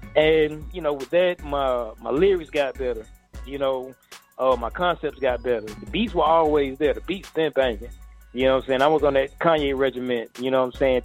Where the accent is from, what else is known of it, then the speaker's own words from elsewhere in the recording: Atlanta, Georgia, United States; I'm from Atlanta, so a lot of my homies are actually in the music business